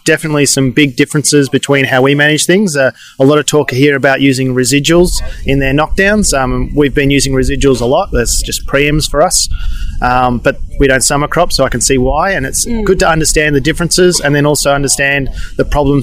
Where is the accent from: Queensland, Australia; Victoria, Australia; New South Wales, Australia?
Victoria, Australia; Horsham; I'm from the Wimmera near Horsham. We have a large farm down there.